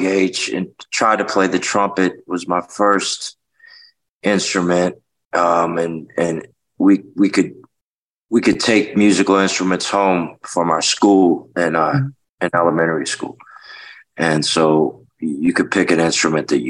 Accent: Washington, District of Columbia, United States; also born or lived in Memphis, Tennessee / Vernon, Texas; I grew up in Washington, D.C.

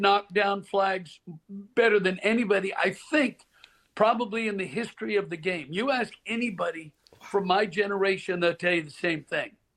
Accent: Portland, Oregon, United States; Growing up in Portland, Oregon, my family and I would drive down to Pebble Beach at spring break

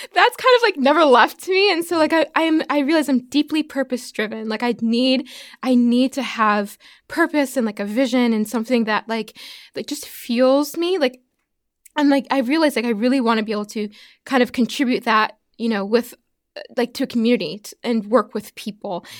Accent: Pittsfield, Massachusetts, United States; also born or lived in Prince Edward Island / Alaska / Birmingham / Nashville; now in Texas, United States; I'm from Massachusetts. Yeah, I grew up in Pittsfield, so that's more like Western Mass

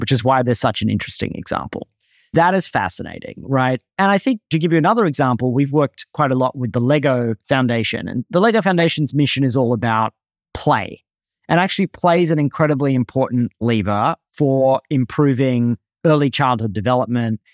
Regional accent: Australia; moved away as an adult; now in United States; I grew up in Australia, moved to the U S as a young adult

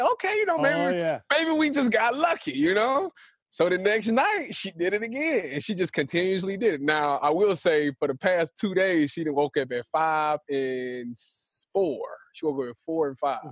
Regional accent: Cleveland, Ohio, United States; I'm from Cleveland

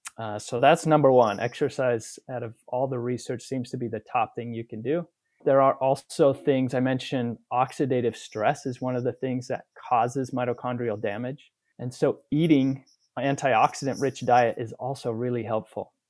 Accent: Utah, United States; also born or lived in Chicago / Texas; I'm from Utah

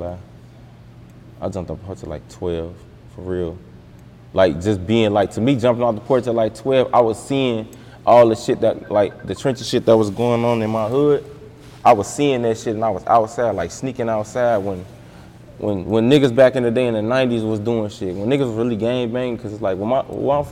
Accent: East Chicago, Indiana, United States; I'm from East Chicago

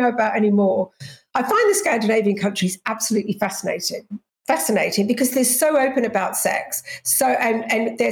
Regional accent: Australia; moved away; also born or lived in England; I'm English, but I grew up in Australia.

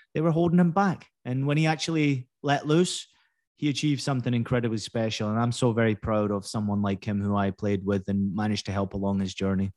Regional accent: Scotland, United Kingdom; moved away as an adult; also born or lived in California; I was born in California, obviously grew up in, in Scotland. You can tell by the accent

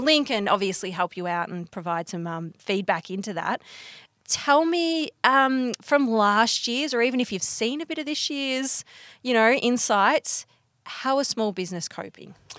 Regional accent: Bendigo, Victoria, Australia; I'm from Bendigo

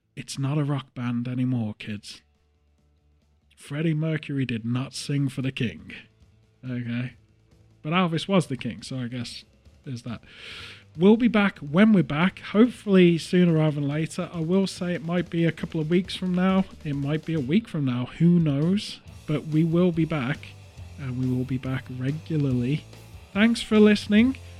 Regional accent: England, United Kingdom; as an English person

